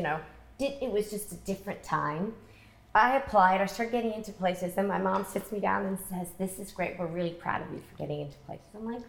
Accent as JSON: {"language": "English", "region": "England", "country": "United Kingdom", "said": "We came from England, and neither of my parents went to college."}